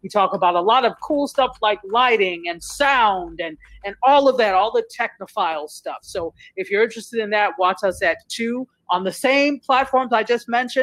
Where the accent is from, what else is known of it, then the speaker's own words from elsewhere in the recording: New York, United States; now in Fort Lauderdale, United States; I am not from here. I live in Fort Lauderdale. I'm from New York, but I live in Fort Lauderdale